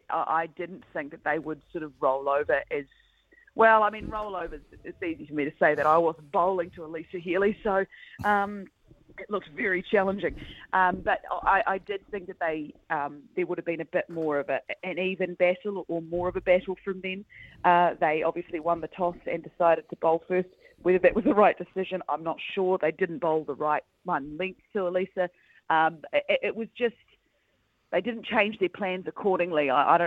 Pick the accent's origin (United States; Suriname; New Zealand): New Zealand; a Kiwi, you know, cricket fan